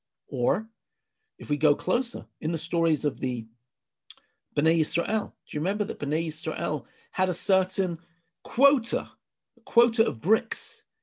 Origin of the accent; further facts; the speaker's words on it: England, United Kingdom; now in Israel; I came from England, right? England is a very, you know, people stand in line in England.